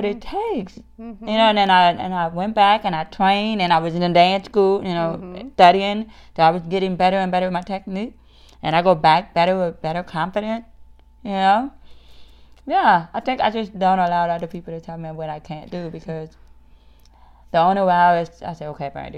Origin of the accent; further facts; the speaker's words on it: New Orleans, Louisiana, United States; now in Arkansas, United States; I'm originally from New Orleans, Louisiana